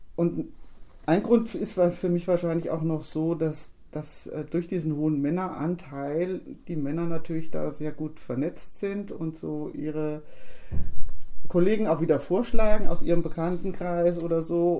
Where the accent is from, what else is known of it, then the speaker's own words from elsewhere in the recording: Wolfgruben, Hesse, Germany; bei uns in Wolfgruben, als die Fußgängerampel dann endlich installiert wurde, wofür wir als Ortsbeirat auch uns eingesetzt hatten